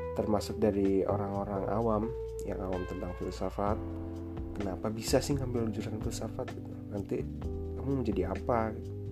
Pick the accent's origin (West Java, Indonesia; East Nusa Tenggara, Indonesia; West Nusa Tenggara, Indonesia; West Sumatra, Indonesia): West Nusa Tenggara, Indonesia; Lombok; aku uh, aslinya dari Lombok